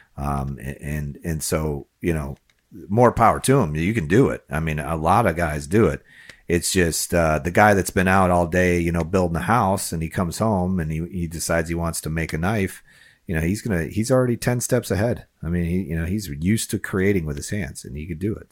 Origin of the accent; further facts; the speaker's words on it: Chicago, Illinois, United States; now in Florida, United States; I grew up near Wrigley Field